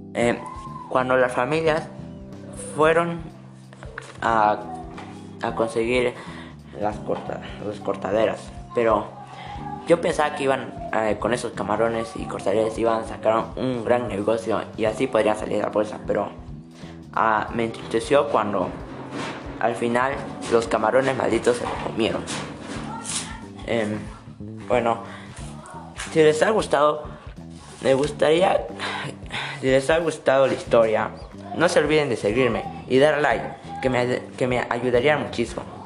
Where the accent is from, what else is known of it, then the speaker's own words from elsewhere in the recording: Moquegua, Peru; soy de Moquegua